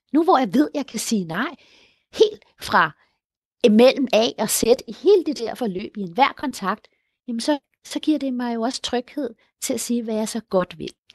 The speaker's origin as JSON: {"language": "Danish", "country": "Colombia", "also_born_or_lived": "Denmark", "said": "i Colombia, hvor jeg kommer fra"}